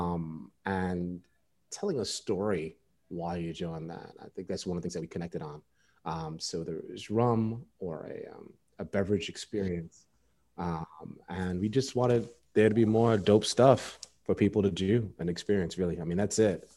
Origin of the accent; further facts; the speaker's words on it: New York City, New York, United States; moved away as an adult; now in Baltimore, United States; Born and raised New York City